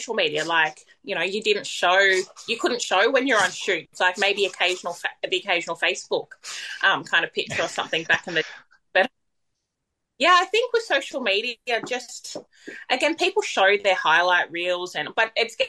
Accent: Tweed Heads, New South Wales, Australia; I'm from Tweed Heads

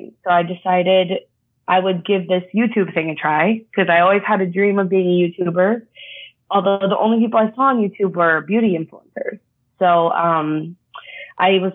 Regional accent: Texas, United States; growing up in Texas, kind of all I knew about was oil

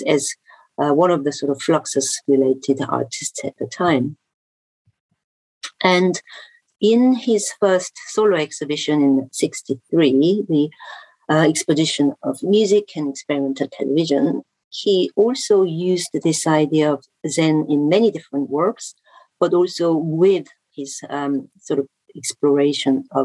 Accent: Seoul, South Korea; as a person growing grown up in Seoul in the 90s

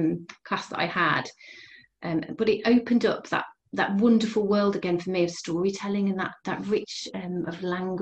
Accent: Bridgnorth, West Midlands, United Kingdom; also born or lived in Telford; I grew up in Bridge North in Shropshire, and I moved to Telford in my teens

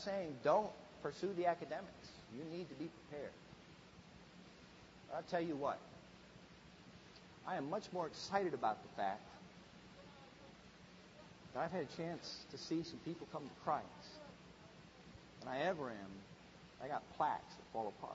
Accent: Midwest, United States; I grew up in the Midwest, and we just didn't have a lot of big churches.

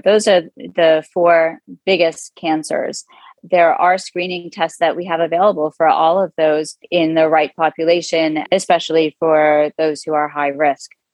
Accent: Manalapan, New Jersey, United States; moved away; also born or lived in Abington, Pennsylvania; I grew up in central Jersey in a town called Manalapan, New Jersey, about halfway between New York City and Philadelphia

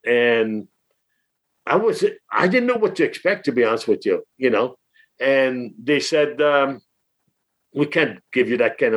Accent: Lauzon, Quebec, Canada; English is a second language; moved away as an adult; also born or lived in Peterborough; now in United States; I'm still proud of Lauzon, the small town of 18,000 people that I grew up in.

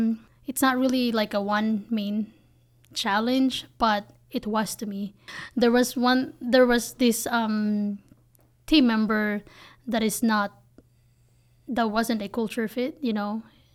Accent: Philippines; English is a second language; now in United States; I'm just somebody from the Philippines who moved to the States, and I have an accent and my grammar is not even that polished, you know.

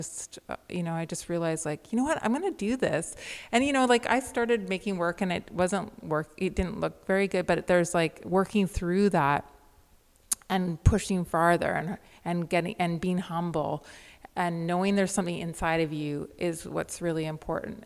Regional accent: Victoria, British Columbia, Canada; I grew up in the West Coast of Canada with a liberal intellectual family in Victoria

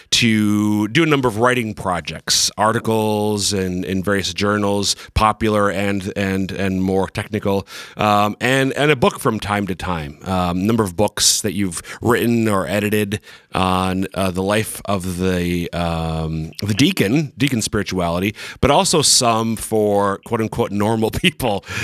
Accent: New York, United States; born there; No, I'm New York. I was born in New York. But the accent is kind of, it's faded over time.

